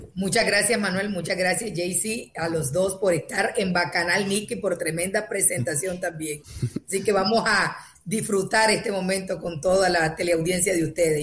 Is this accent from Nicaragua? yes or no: yes; North Caribbean Coast Autonomous Region, Nicaragua; Yo soy costeña de la parte norte